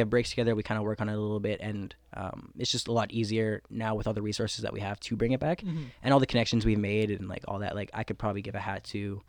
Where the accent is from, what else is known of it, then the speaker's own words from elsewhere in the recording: Winnipeg, Manitoba, Canada; we're all from Transcona.